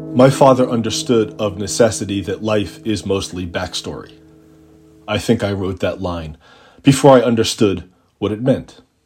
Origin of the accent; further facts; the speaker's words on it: Long Island, New York, United States; also born or lived in Brooklyn, New York; I'm really a Long Island kid, part of the suburban migration from New York City in the late nineteen seventies